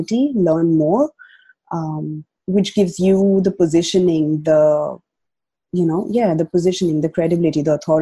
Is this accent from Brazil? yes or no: no; India; moved away as an adult; now in Australia; I migrated from India to Australia now 5 years ago